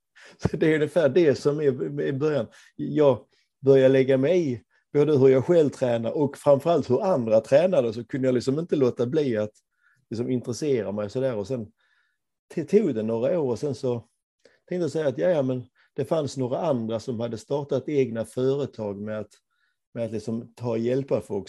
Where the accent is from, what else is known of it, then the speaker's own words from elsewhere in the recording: Ängelholm, Skåne, Sweden; moved away as an adult; now in Gothenburg, Sweden; Jag är från Ängelholm, men, men, men har bott i Göteborg i över 30 år